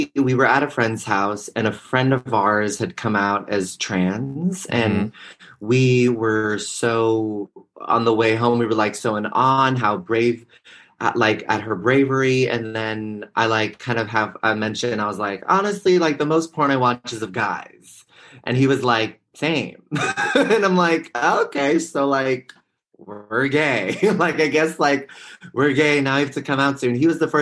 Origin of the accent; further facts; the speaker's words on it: the Bay Area, California, United States; I'm from the Bay Area